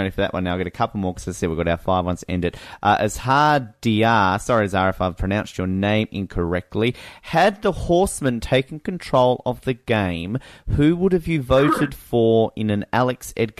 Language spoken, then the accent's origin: English; Australia; But I'm Australian.